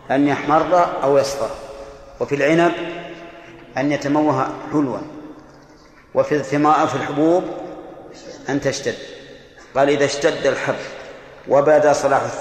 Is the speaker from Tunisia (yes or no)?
no; Bahrain; لسان العرب يلا من عندنا في البحرين يلا